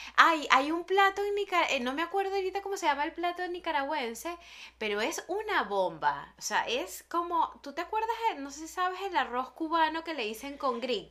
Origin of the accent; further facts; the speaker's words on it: Venezuela; moved away as an adult; desde que salí de Venezuela